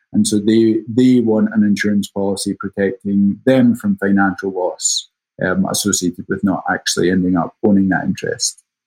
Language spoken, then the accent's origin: English; Scotland, United Kingdom; accent: Scottish; moved away as an adult; now in New York, United States; I'm originally from Scotland. That's the accent, but I've been in the States for a little over 10 years now, based out of New York.